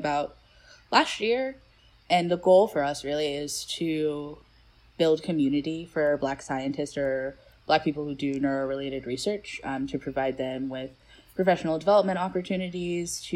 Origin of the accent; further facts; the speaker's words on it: Atlanta, Georgia, United States; also born or lived in Grayson, Georgia; I'm from Georgia and I grew up, you know, in Grayson, but also in Atlanta